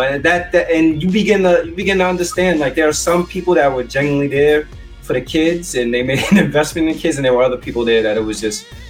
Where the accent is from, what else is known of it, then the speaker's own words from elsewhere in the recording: New York City, New York, United States; I grew up in the South Bronx, went to school in the South Bronx